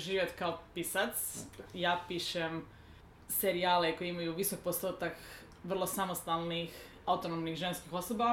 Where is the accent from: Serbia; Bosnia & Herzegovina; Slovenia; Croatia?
Croatia; Lika-Senj County; kad sam ja bila tineđer u Hrvatskoj